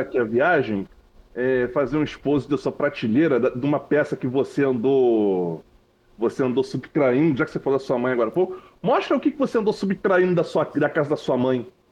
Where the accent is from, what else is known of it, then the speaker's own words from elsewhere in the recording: Rio de Janeiro, Brazil; eu sou do Rio